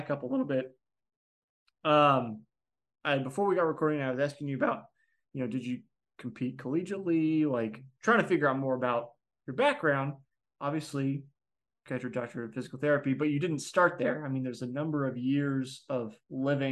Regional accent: Midwest, United States; I'm from the Midwest

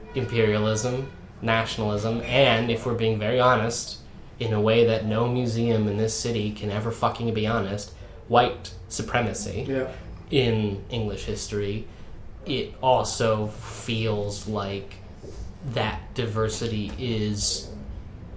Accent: Maryland's Eastern Shore, United States; accent: Tidewater; moved away as an adult; also born or lived in Washington, D.C. / College Park, Maryland; now in London, United Kingdom; I come from the middle of nowhere. Maryland's eastern shore

